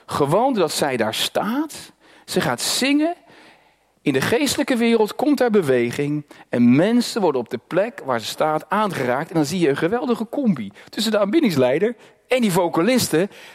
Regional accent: Netherlands; first language Dutch; Ik ben als Nederlander geboren en ik heb Nederlands geleerd

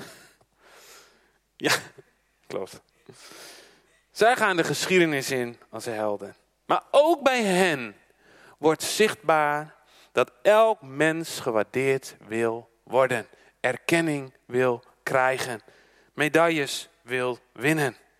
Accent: Netherlands; Als Nederlanders, we zijn een schaatsland

